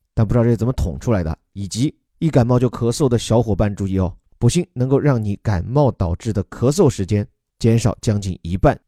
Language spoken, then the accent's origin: Chinese; China; 我们中国人